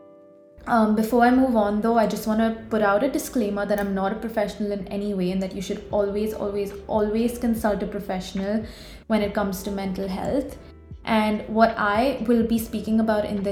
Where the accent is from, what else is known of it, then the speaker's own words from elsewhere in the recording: Mumbai, Maharashtra, India; I'm a 21-year-old content creator from Mumbai